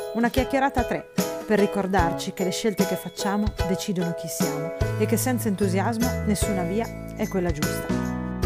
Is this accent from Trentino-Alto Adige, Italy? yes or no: no; Fossombrone, Marche, Italy; io sono di Fossombrone